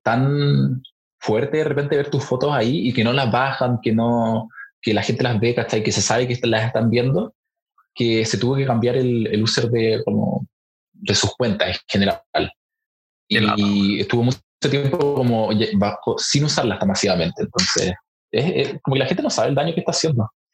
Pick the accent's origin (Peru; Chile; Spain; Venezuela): Chile; nuestro país